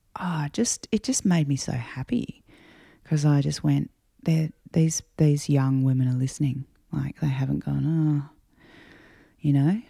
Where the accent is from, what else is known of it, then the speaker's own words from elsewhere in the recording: Adelaide, South Australia, Australia; growing up in Adelaide